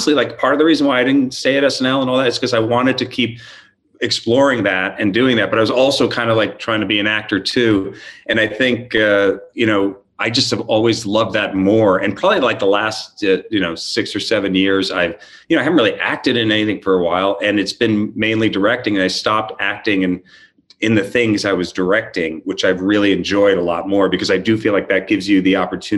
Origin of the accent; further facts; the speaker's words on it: New York, United States; we grew up in New York